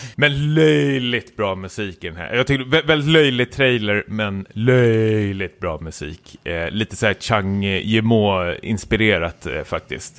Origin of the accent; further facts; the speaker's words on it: Stockholm, Stockholm County, Sweden; jag är stockholmare